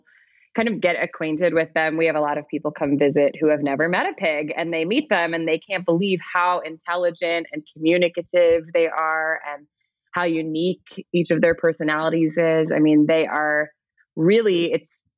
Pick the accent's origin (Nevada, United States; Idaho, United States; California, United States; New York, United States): New York, United States; New York City; I grew up in New York City.